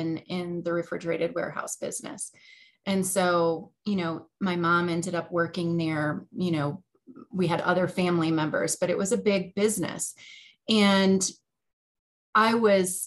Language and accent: English; Oak Forest, Illinois, United States; I grew up in Oak Forest, Illinois. I spent my entire childhood up till the point I went to college in the same house